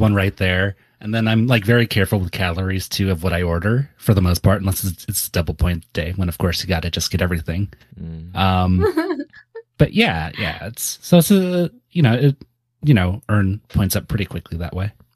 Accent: Santa Cruz, California, United States; I grew up in Santa Cruz

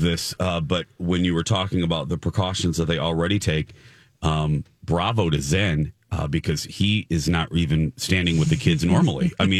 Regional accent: Michigan City, Indiana, United States; The microcosm was my hometown. We were a Kmart town, Michigan City, Indiana. We were a blue collar filled with industrial jobs.

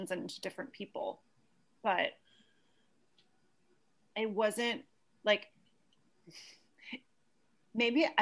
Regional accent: Santa Cruz, California, United States; I grew up in Santa Cruz, California

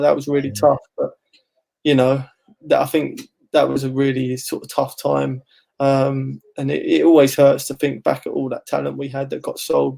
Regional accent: Ilford, London, United Kingdom; me and my family we grew up in Ilford

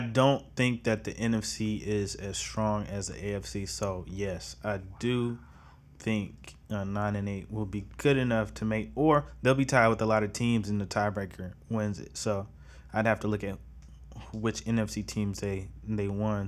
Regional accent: Charlotte, North Carolina, United States; I'm gonna be talking about Charlotte sports, man. I you know I you know I pay attention. It's my hometown

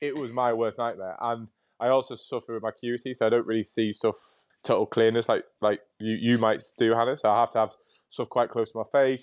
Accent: Hull, Yorkshire and the Humber, United Kingdom; moved away; also born or lived in Nottingham; I was born in Nottingham, but raised in Yorkshire

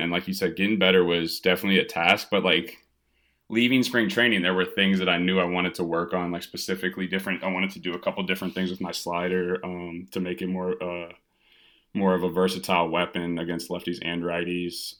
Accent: Evanston, Illinois, United States; also born or lived in Penn State; now in Chicago, United States; I was born in Chicago, but did all my, uh, all my growing in Evanston, which is just north of the city

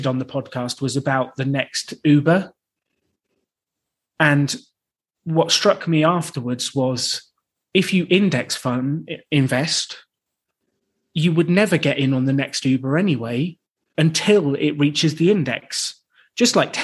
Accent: United Kingdom; I'm British

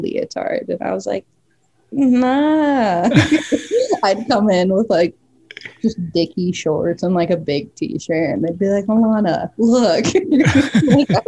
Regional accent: Mesa, Arizona, United States; Born and raised in Mesa, Arizona

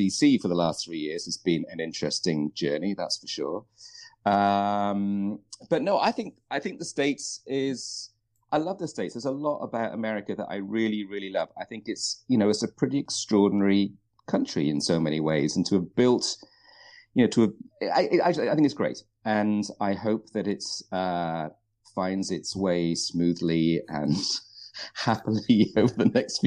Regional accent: United Kingdom; moved away as an adult; now in Vancouver, Canada; I grew up in the UK, which you can probably guess from my accent.

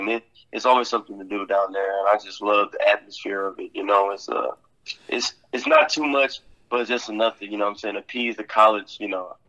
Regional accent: Indiana, United States; You know, I'm from South Indiana.

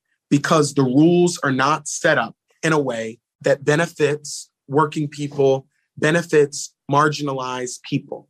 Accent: Philadelphia, Pennsylvania, United States; I'm from Philly

